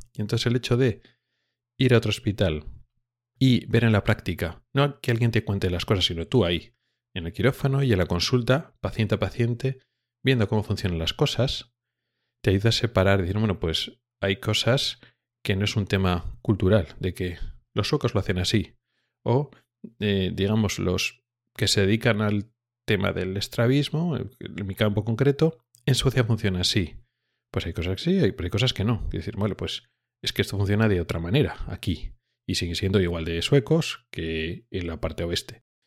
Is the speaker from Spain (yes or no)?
yes; Spain; moved away as an adult; now in Gothenburg, Sweden; venimos de España